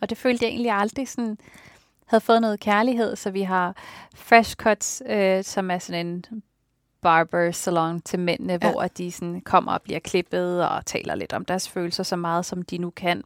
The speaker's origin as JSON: {"language": "Danish", "area": "Tåstrupgård", "region": "Capital Region of Denmark", "country": "Denmark", "tie": "born or raised there", "said": "min opvækst i Tostopgård"}